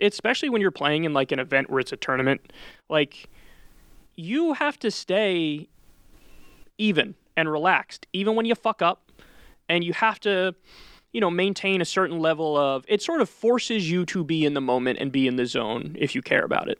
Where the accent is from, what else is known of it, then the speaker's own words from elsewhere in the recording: New Rochelle, New York, United States; grew up in New Rochelle, New York, which is in Westchester County.